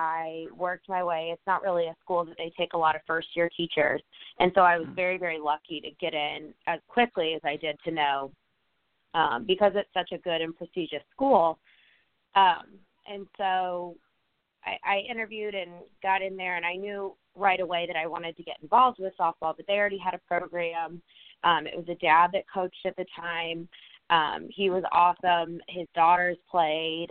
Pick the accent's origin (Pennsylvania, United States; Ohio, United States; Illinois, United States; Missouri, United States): Illinois, United States; Normal; moved away as an adult; also born or lived in Northern California; now in Louisville, United States; I am actually from Normal, Illinois, which is a real place.